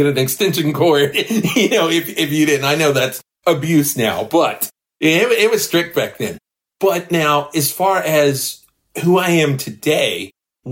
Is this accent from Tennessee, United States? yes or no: yes; Memphis, Tennessee, United States; I grew up in the Orange Mound community